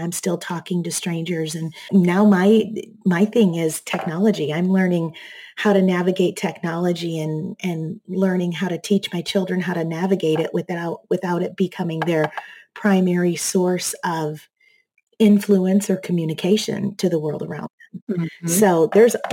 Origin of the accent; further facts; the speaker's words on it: Michigan, United States; moved away as an adult; also born or lived in Seattle; now in Texas, United States; I grew up in Michigan